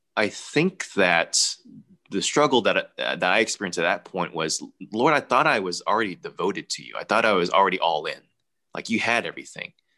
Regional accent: United States; I was born here in the States

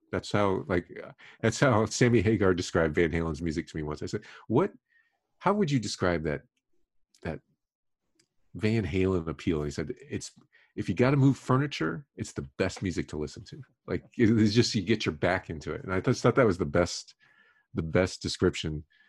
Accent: Miami, Florida, United States; I was growing up in Miami

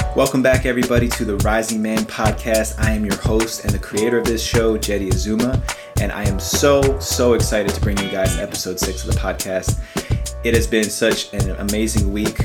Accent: United States; moved away as an adult; also born or lived in New Jersey / New York City; now in California, United States; I grew up in New Jersey, New York City, and over the past five years living out in California

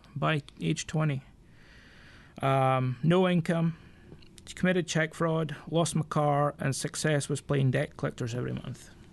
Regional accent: Scotland, United Kingdom; I'm Scottish by birth. Um, I'm forty-one years old, and I mean, come from a fishing village

